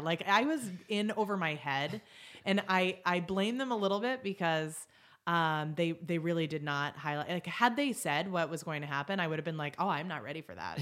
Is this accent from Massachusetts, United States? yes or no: yes; Boston, Massachusetts, United States; moved away as an adult; also born or lived in upstate New York; I was from Boston